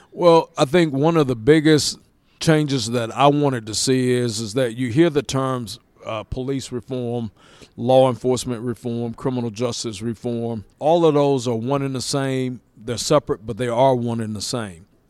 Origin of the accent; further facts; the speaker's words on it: Lawrenceville, Georgia, United States; I was born and raised here in Lawrenceville